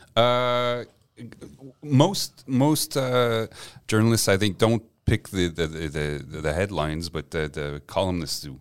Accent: Montreal, Quebec, Canada; English is a second language; also born or lived in Gaspé / Westmount; I grew up on the West Island

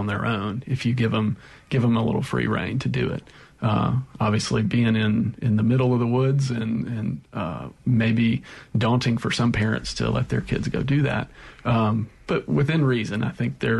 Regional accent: Meridian, Mississippi, United States; I grew up in Meridian, Mississippi, out in the woods, mainly with my dad, hunting and fishing

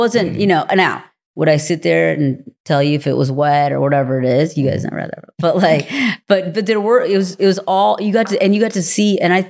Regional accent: India; born there; I was born in India

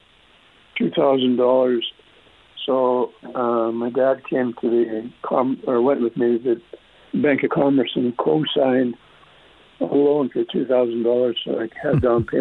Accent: Frenchman Butte, Saskatchewan, Canada; also born or lived in Paradise Hill, Saskatchewan; I was born in Paradise, so we actually lived in a town about 10, 11 miles away called Frenchman Butte. And we were there until I was 13 years old.

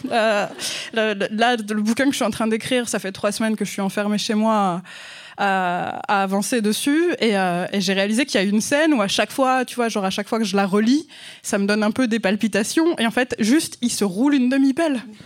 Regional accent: France; accent: French; mon accent français

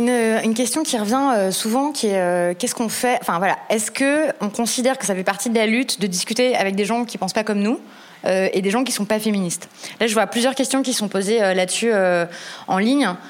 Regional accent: Paris, Île-de-France, France; je suis parisienne

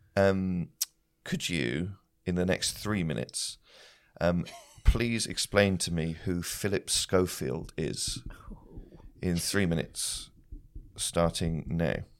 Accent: Shropshire, West Midlands, United Kingdom; I grew up in Shropshire

